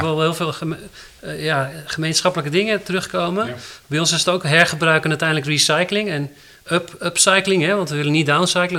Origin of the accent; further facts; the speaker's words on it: Netherlands; wij als Nederlanders